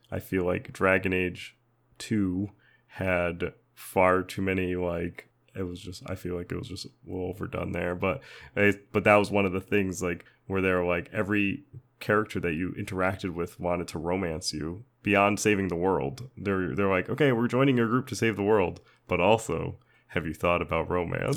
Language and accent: English; United States; as an American